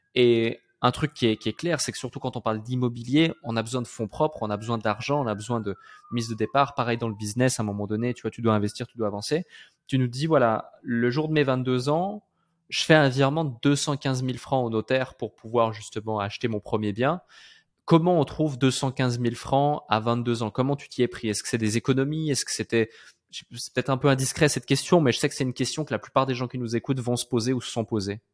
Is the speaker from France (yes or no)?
no; Switzerland; moved away as an adult; je suis né en Suisse, j'ai grandi en Suisse, j'ai fait mes 22, 23 premières années de ma vie en Suisse